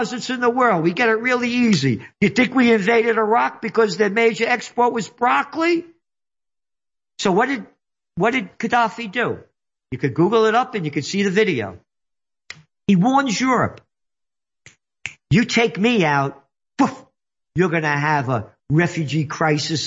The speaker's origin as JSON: {"language": "English", "region": "New York", "country": "United States", "said": "I'm a New Yorker"}